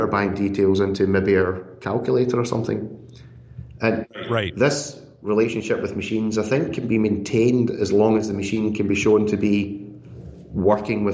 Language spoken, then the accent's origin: English; Scotland, United Kingdom; being Scottish as well